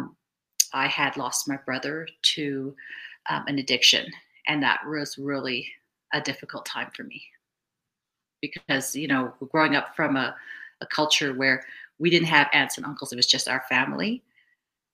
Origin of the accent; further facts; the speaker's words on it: Vancouver, British Columbia, Canada; also born or lived in Cape Town, South Africa; I grew up in Vancouver, British Columbia, but I was originally born in Cape Town, South Africa.